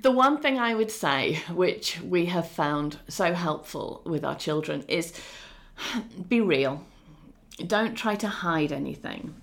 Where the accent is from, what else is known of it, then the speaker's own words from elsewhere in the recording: England, United Kingdom; also born or lived in Ukraine; although my home country is English and I am Eng- well, Britain and I'm English